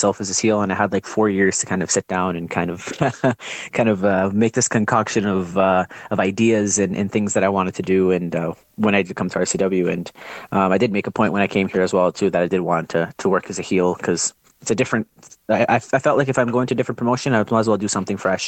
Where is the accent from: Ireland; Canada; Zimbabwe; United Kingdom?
Canada; Ontario; now in Alberta, Canada; I'm originally from Ontario as well.